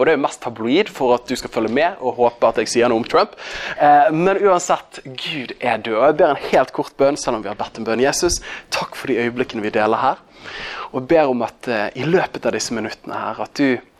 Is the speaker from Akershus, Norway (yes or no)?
no; Bergen, Vestland, Norway; accent: Bergen dialect; Jeg er jo fra Bergen. Det er jo kanskje den dialekten du minst har lyst til å høre